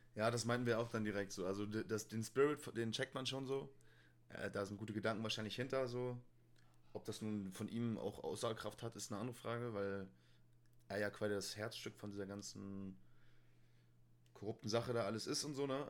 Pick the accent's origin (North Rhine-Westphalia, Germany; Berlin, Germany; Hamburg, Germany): Hamburg, Germany; moved away; in Hamburg, da wo ich herkomme